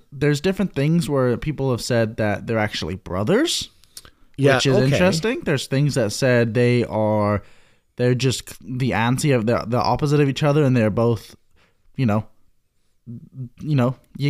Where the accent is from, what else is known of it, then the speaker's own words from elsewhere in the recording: England, United Kingdom; I'm from England.